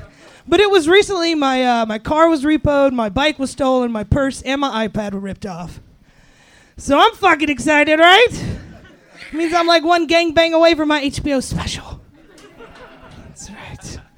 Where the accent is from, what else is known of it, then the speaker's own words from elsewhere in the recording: North Carolina, United States; also born or lived in Sacramento; now in Los Angeles, United States; No, I'm originally from North Carolina.